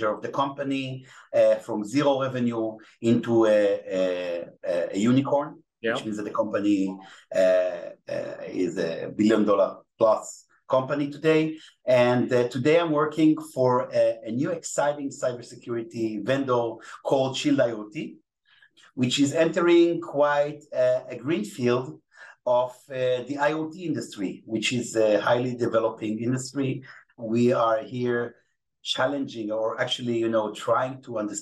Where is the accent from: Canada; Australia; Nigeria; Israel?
Israel; accent: Israeli; English is a second language; my Israeli accent. I can speak Hebrew, you know, English is not my native language